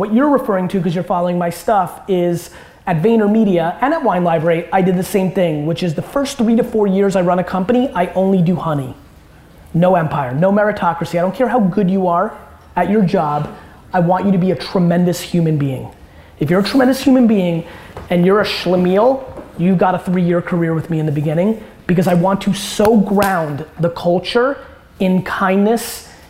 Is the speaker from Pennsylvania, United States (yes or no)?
no; California, United States; I grew up in Silicon Valley, that era of Web 2.0 when everybody idolized Steve Jobs.